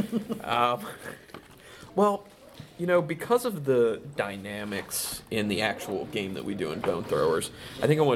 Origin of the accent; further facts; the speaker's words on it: Napoleon, Ohio, United States; I was born in Napoleon, Ohio, which is really small